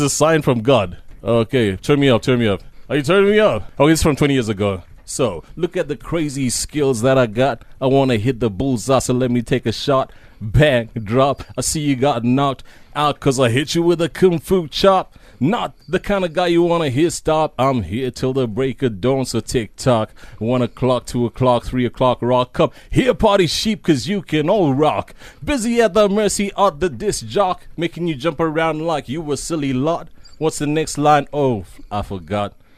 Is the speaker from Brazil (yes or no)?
no; Zambia; now in South Africa; Zambi, I grew up during the era of, uh, Doctor Kenneth Kaunda when he was the president